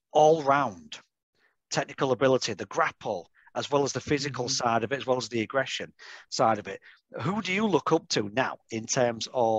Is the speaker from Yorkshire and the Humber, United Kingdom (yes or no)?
yes; Yorkshire and the Humber, United Kingdom; I'm from Yorkshire, so it's just over like the Pennines.